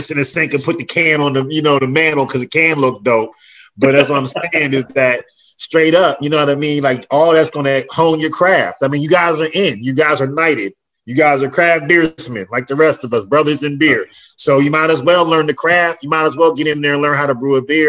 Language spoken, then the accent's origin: English; Pittsburgh, Pennsylvania, United States; moved away; I got to come back to my hometown of Pittsburgh